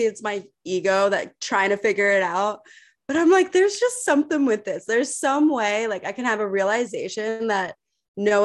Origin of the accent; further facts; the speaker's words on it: Philadelphia, Pennsylvania, United States; moved away as an adult; now in San Diego, United States; I grew up in Philadelphia and I went to Penn State